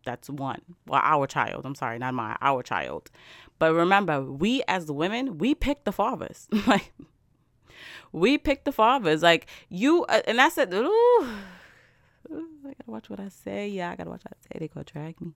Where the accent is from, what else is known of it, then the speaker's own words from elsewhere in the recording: New York, United States; I'm from New York.